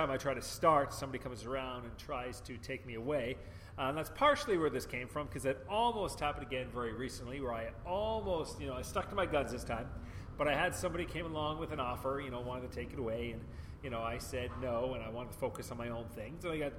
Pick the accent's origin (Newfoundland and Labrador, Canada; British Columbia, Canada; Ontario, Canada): British Columbia, Canada; Vancouver; moved away; also born or lived in Hong Kong; Vancouver, Canada. I can tell people, if I was to go back to Canada, it would be Vancouver. That's my hometown. I keep my driver's license from Vancouver.